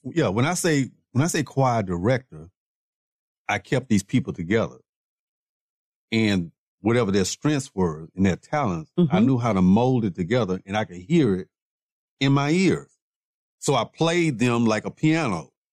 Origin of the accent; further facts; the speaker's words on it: Houston, Texas, United States; also born or lived in Waco / Dallas; I'm originally from Houston